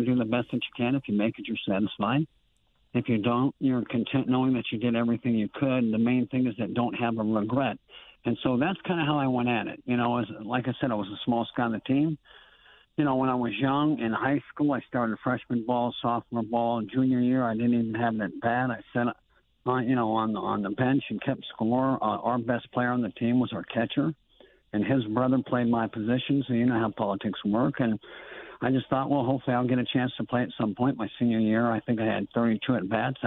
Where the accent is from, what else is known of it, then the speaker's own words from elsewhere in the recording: Libertyville, Illinois, United States; moved away as an adult; also born or lived in Zion, Illinois; I grew up in Libertyville in Zion, Illinois